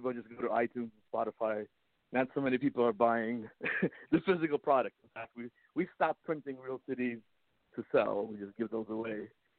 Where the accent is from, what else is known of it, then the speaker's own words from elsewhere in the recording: United States; also born or lived in Russia; We're from Russia. I was born in Russia, and how cool! They started me off on violin at age 4. Then we immigrated to America when I was 7.